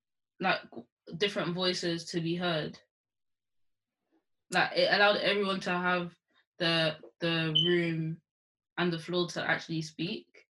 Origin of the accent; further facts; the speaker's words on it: London, United Kingdom; I'm from London